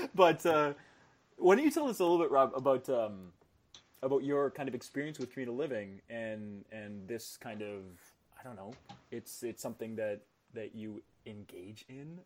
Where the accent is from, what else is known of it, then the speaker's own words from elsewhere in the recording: Manitoba, Canada; I was born in Manitoba